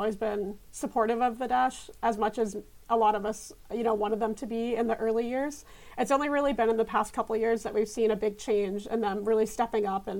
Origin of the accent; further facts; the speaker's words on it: Houston, Texas, United States; I grew up in Houston. I'm from Houston originally.